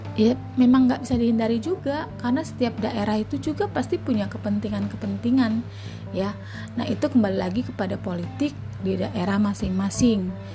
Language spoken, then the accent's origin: Indonesian; Tangerang, Banten, Indonesia; saya ambil dari daerah saya ya. Dulu Tangerang Selatan tuh nggak ada